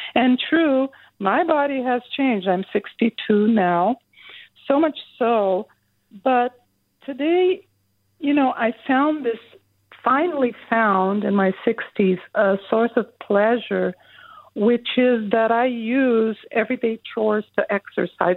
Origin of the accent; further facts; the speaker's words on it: São Paulo, Brazil; now in Berkeley, United States; I grew up in Brazil, in southern Brazil, in Sao Paulo